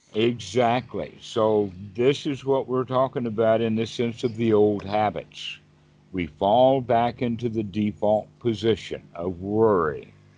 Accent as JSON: {"language": "English", "country": "United States", "said": "I'm the American version"}